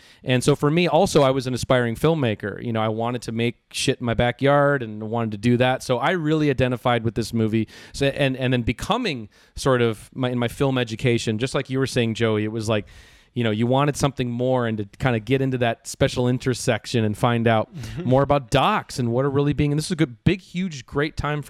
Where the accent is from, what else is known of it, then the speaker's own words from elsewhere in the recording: a suburb of Minneapolis, Minnesota, United States; moved away; I am from the Midwest. I mean, I'm from Minneapolis, a suburb of Minneapolis